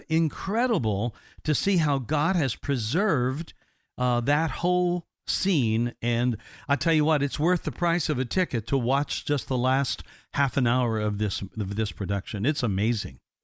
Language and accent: English; Indiana, United States; my home state of Indiana